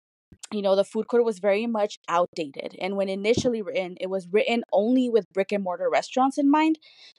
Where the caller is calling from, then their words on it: Santa Ana, California, United States; Today, I'm actually calling from my house. I work in Los Angeles, but I stay in Santa Ana. I am a proud Santa Ana resident.